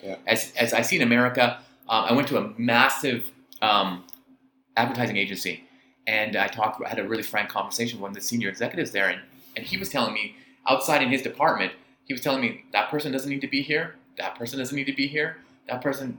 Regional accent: Vancouver, British Columbia, Canada; moved away as an adult; now in Hong Kong; I'm from Vancouver originally

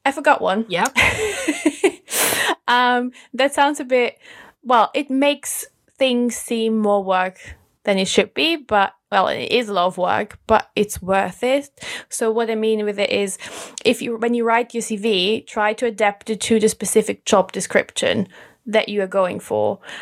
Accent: Austria; moved away as an adult; now in United Kingdom; I'm originally from Austria

